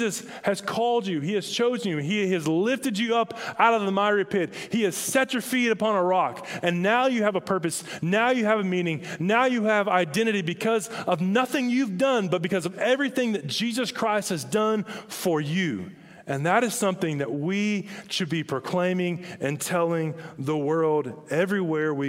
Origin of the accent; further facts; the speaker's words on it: Hinesville, Georgia, United States; I grew up in Hinesville, Georgia